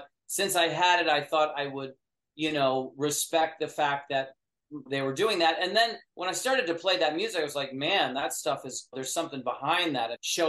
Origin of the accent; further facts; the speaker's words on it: New York, United States; Yeah, because I grew up in upstate New York, and so that was a part of the middle class and all that.